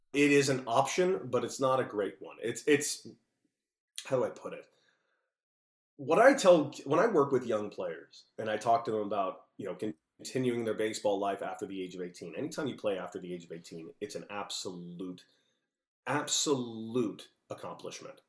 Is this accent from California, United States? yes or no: yes; Los Angeles, California, United States; I grew up in Los Angeles, California